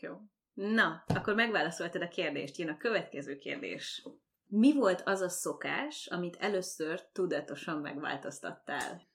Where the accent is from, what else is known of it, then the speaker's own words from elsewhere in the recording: Székesfehérvár, Fejér, Hungary; moved away as an adult; now in Canada; Székesfehérvári vagyok